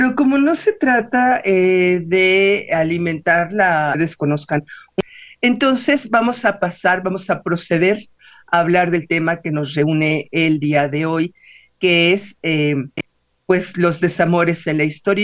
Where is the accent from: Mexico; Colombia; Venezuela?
Mexico; a nosotros como eh, novohispanos primero y como mexicanos después